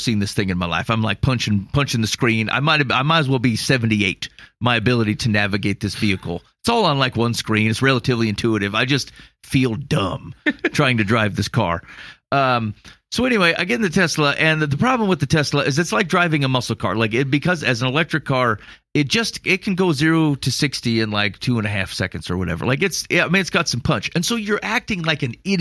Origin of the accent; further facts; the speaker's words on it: Iowa, United States; I'm from Iowa.